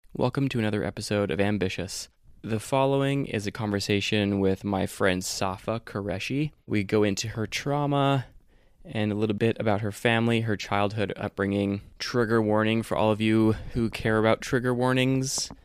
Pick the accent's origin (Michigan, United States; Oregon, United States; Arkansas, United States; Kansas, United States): Oregon, United States; Ashland; also born or lived in Sacramento, California / Utah / Las Vegas, Nevada; we moved to Oregon. So Oregon's kind of my home